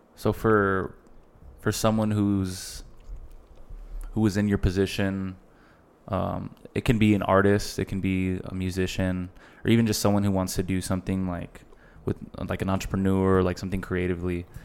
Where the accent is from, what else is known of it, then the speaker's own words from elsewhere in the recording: El Paso, Texas, United States; El Paso is not that big, bro, and we're all from El Paso